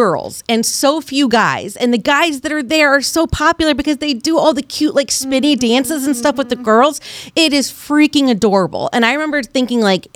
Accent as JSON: {"language": "English", "town": "Granite City", "region": "Illinois", "country": "United States", "tie": "born or raised there", "said": "I grew up in Granite City, Illinois"}